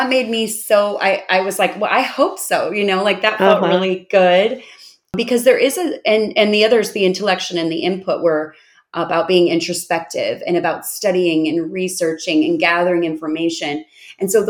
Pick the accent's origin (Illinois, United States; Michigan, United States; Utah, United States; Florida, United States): Illinois, United States; Chicago; moved away as an adult; now in Austin, United States; I live in Austin, but I'm from Chicago because I've lived there for 45 years